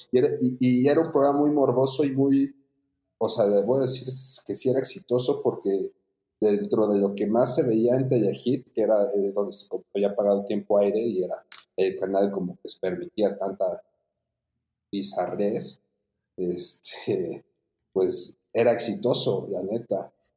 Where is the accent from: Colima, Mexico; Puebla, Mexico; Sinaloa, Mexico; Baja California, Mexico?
Puebla, Mexico; soy de la ciudad de Puebla, nacido en Puebla, Puebla. Pues la verdad, tuve una infancia muy tranquila